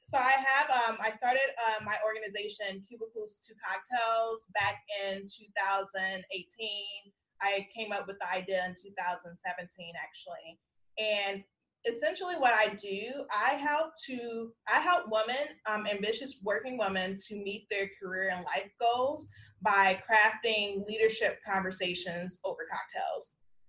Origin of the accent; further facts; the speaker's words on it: South Holland, Illinois, United States; now in Texas, United States; Like, I'm very specific when I meet people. I'm like, I'm from Chicagoland because I grew up in South Holland.